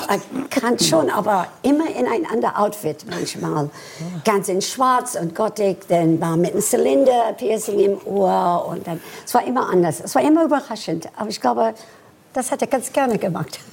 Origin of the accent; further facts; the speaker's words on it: Washington, District of Columbia, United States; German is a second language; moved away as an adult; also born or lived in Frankfurt, Germany; now in Germany; Ich bin mit 18 von den USA nach äh, Deutschland gekommen zu arbeiten als Balletttänzerin